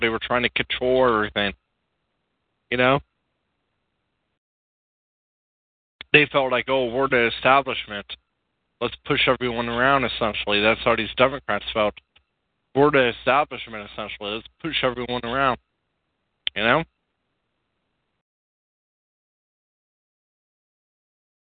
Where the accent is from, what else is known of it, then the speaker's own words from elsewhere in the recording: California, United States; accent: California; I have a California accent, and my accent is kind of lame